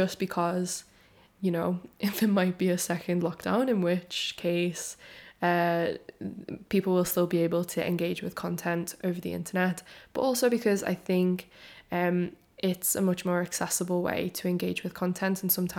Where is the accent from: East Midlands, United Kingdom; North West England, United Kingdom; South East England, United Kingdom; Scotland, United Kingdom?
North West England, United Kingdom; Liverpool; also born or lived in London; I am from and based in Liverpool, even though my accent is like slightly softened because I went to London to study in uni and then I quickly came back.